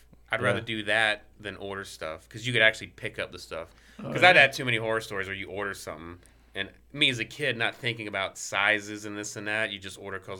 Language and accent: English; Marietta, Georgia, United States; born there; But I was born in Marietta, Georgia, because I don't know.